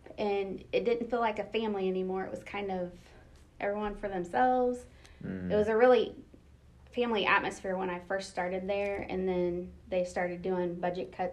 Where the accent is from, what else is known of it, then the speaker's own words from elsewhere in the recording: Mooresville, Indiana, United States; I grew up in Mooresville, Indiana, and went to Paul Hadley Middle School and Mooresville High School